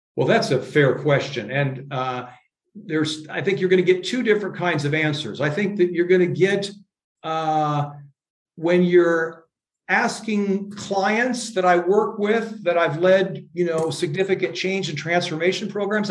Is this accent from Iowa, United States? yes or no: yes; Iowa, United States; moved away as an adult; also born or lived in Europe; I'm from Iowa